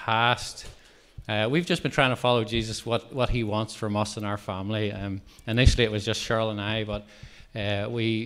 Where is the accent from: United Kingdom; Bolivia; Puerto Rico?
United Kingdom; Dromore, Northern Ireland; moved away as an adult; now in Belfast, United Kingdom; we grew up in Dromore